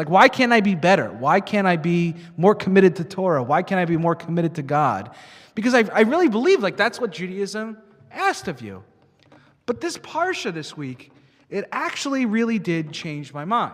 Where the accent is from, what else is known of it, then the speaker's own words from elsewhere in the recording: Long Island, New York, United States; moved away; I grew up in Long Island, New York